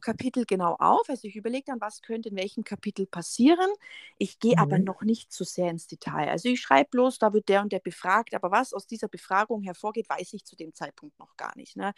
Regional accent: Augsburg, Bavaria, Germany; ich bin äh, ursprünglich aus dem Augsburger Raum.

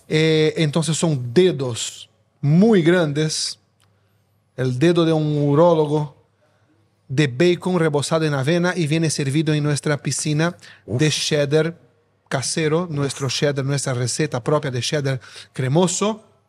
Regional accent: São Paulo, Brazil; Spanish is a second language; moved away as an adult; now in Spain; Brasileño, nacido y crecido en São Paulo

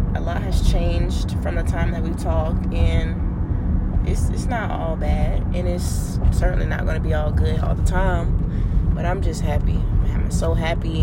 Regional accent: United States; we're from America

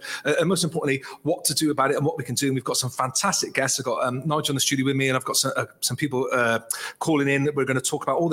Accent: Somerset, South West England, United Kingdom; fellow Somerset person.

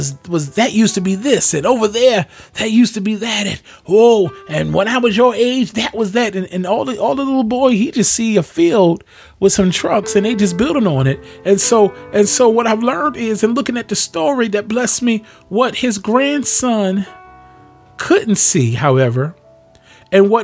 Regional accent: Pleasantville, New Jersey, United States; moved away; I grew up in the city of Pleasantville, New Jersey.

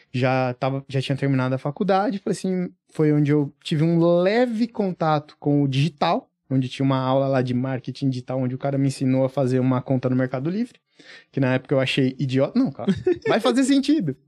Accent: Franco da Rocha, São Paulo, Brazil; eu vim do, do interior de São Paulo, pelo menos tá? Tipo, uhum. Tipo, na verdade é grande São Paulo, Franco da Rocha

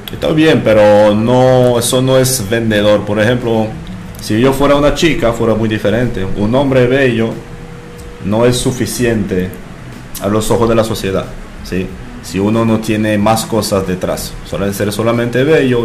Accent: France; Spanish is a second language; moved away as an adult; now in Dominican Republic; soy, ah, entonces francés, tengo aquí desde mm, NRD desde los 20 años, ya tengo 34

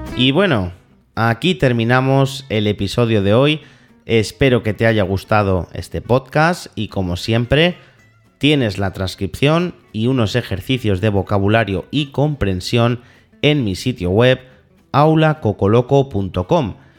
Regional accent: Spain; Somos los españoles tan católicos

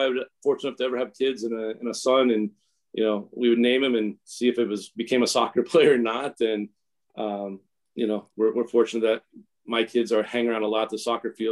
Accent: West Des Moines, Iowa, United States; now in Cedar Rapids, United States; growing up in the Des Moines area

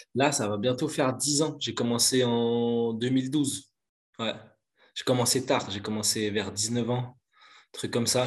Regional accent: Belgium; Je suis originaire de Belgique, je suis pas loin de, pas loin de Bruxelles, je dirais 20 minutes de Bruxelles.

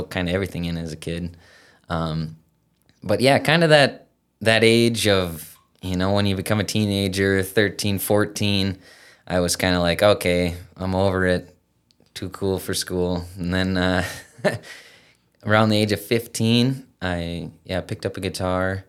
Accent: Battle Lake, Minnesota, United States; also born or lived in Fergus Falls, Minnesota; Grew up in Battle Lake

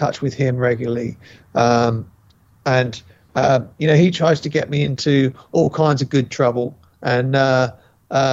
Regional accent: England, United Kingdom; now in United States; as a white English man

